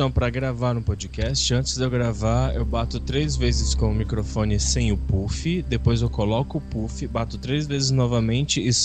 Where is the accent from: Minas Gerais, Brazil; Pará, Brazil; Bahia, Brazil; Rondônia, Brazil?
Pará, Brazil; eu sou paraense.